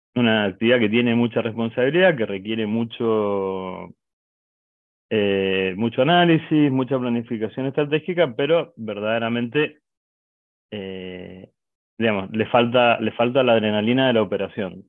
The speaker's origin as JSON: {"language": "Spanish", "region": "Mendoza", "country": "Argentina", "said": "Nosotros somos de Mendoza, es una ciudad que está al oeste de Argentina."}